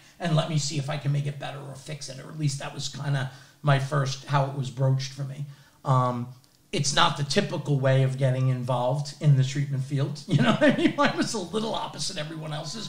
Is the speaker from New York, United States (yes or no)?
yes; New York, United States; I happen to also be a Staten Island boy, born and raised